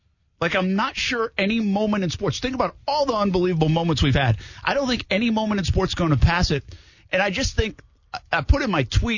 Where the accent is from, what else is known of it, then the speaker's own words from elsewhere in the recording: Rhode Island, United States; I'm from Rhode Island